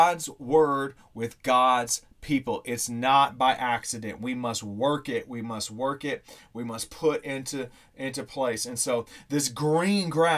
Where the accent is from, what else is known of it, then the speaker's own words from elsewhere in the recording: Missouri, United States; growing up in Missouri